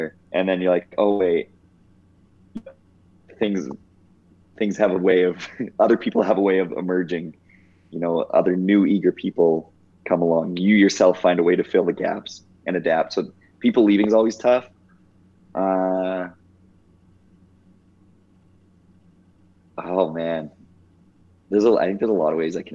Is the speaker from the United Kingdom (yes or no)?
no; Mossbank, Saskatchewan, Canada; also born or lived in Moose Jaw, Saskatchewan; my hometown of Mossbank, Saskatchewan, 120 people total in the high school